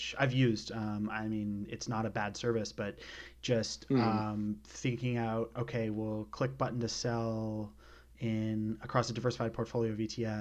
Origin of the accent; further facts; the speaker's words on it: British Columbia, Canada; I grew up in British Columbia